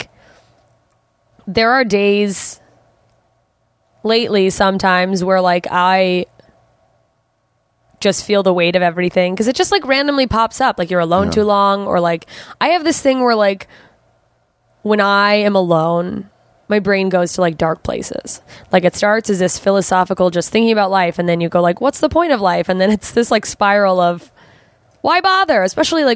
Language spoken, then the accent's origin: English; Anchorage, Alaska, United States; also born or lived in Germany / Southern Mississippi; There's a huge drug problem in my hometown.